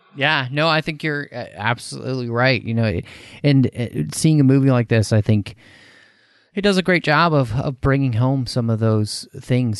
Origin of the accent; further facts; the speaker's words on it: United States; speaking as an American